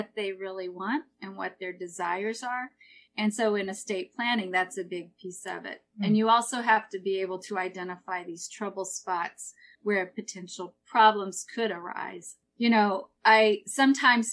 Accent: Missouri, United States; moved away as an adult; now in Peaks Island, United States; I grew up in Missouri, right in the middle of this great country

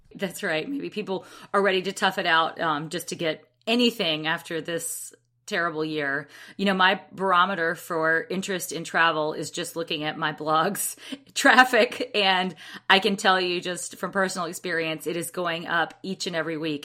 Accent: Alabama, United States; I'm from Alabama

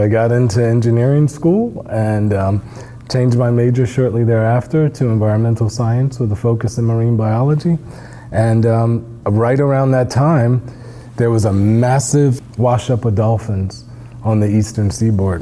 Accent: New Jersey, United States; I grew up in New Jersey

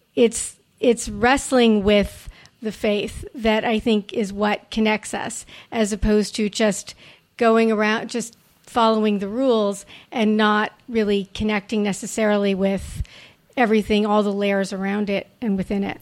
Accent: Montreal, Quebec, Canada; when I grew up in Montreal

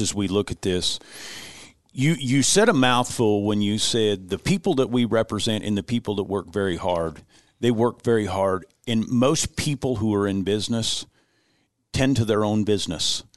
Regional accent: United States; as Americans

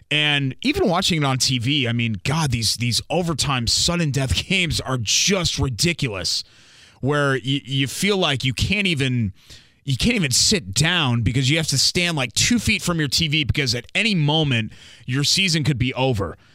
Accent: Northeast, United States; now in Indiana, United States; I grew up in the Northeast and I had a lot of friends that played hockey.

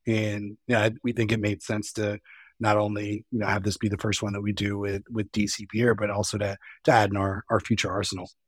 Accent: East Coast, United States; now in West Coast, United States; although I'm on the West Coast, I mean, I, I'm from the East Coast

